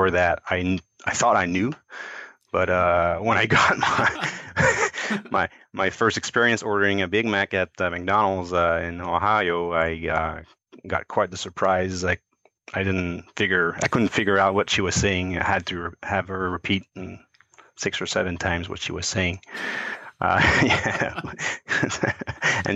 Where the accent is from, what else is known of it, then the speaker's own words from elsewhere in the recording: Quebec, Canada; also born or lived in Cincinnati, United States / Montreal; I moved back from Cincinnati to Quebec to work again